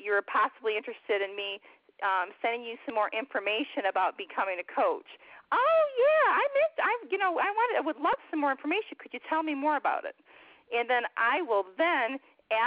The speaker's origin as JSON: {"language": "English", "region": "Michigan", "country": "United States", "moved": "as an adult", "said": "I'm from Michigan"}